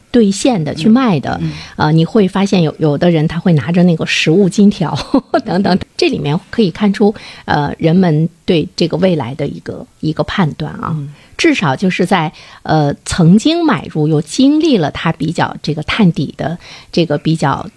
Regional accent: China; 我们中国人

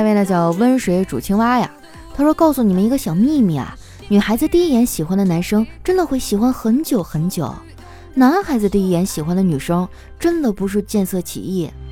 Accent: Northeast China, China; moved away; 我们东北那边都是蘸麻将和腐乳

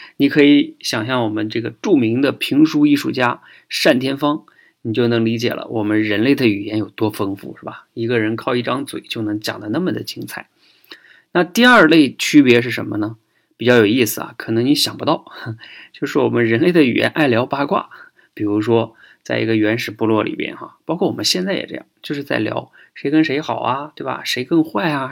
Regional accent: China; 我们中国人呢更逗啊，我们说自己是龙的传人

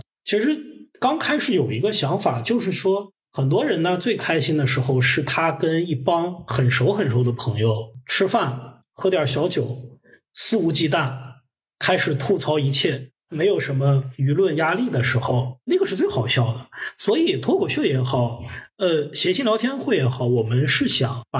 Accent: Henan, China; 你说河南人偷井盖我们作为河南人，我们知道我们不是那样的，我们也多次跟大家打成一片。

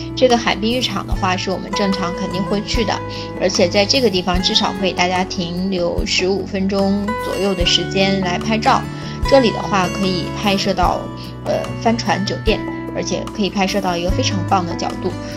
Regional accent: China; 对我们中国人来说

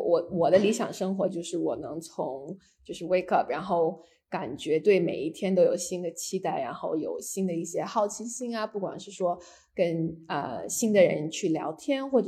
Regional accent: Beijing, China; also born or lived in Hainan, China / San Francisco, United States; 我是在就是海南出生的，然后小时候基本上跟着爸妈是，嗯，在旧金山和北京长大，然后在北卡上学

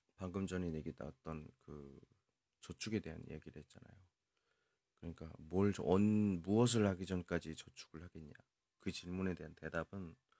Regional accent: South Korea; 저 외국인이고요. 한국 사람이고

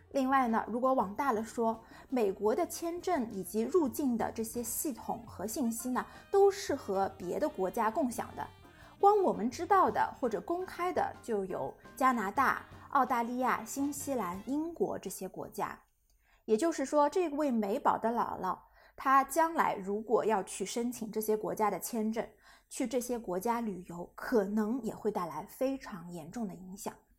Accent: China; 我们中国人

